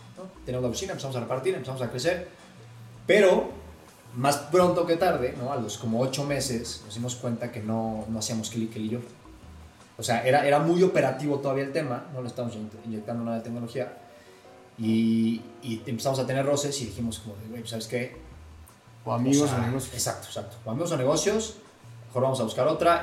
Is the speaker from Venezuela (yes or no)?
no; Puebla, Mexico; tengo 28 años, soy poblano